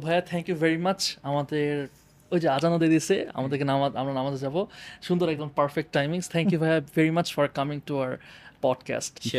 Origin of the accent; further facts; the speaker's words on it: Bangladesh; আমরা অ্যাজ বাংলাদেশি